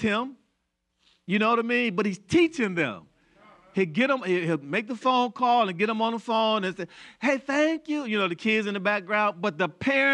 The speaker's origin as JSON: {"language": "English", "country": "United States", "tie": "born or raised there", "said": "I was born in the United States"}